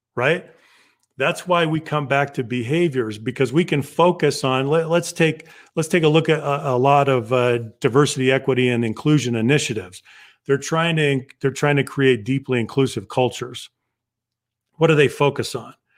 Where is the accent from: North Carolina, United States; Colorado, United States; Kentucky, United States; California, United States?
Colorado, United States; Southern; So I grew up in Southern Colorado among the Navajo